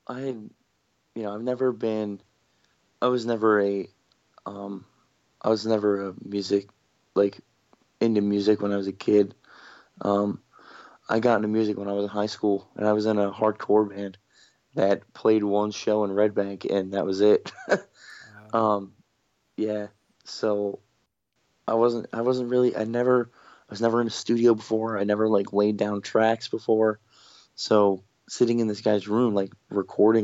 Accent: Toms River, New Jersey, United States; We're from Toms River

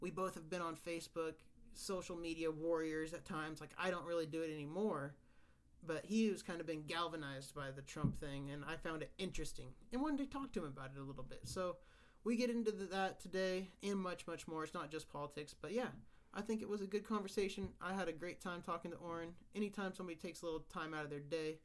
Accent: Kansas, United States; moved away as an adult; now in San Diego, United States; I'm from Kansas and moved out here about 4 years ago

